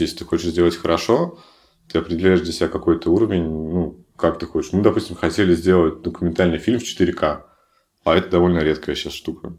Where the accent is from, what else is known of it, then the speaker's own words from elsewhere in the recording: Severodvinsk, Arkhangelsk Oblast, Russia; в моем родном городе, в Северодвинске